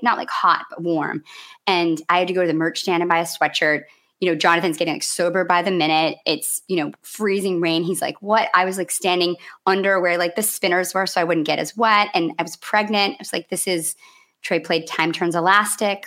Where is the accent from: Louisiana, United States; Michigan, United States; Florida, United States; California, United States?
Michigan, United States; Grand Rapids; I grew up in Michigan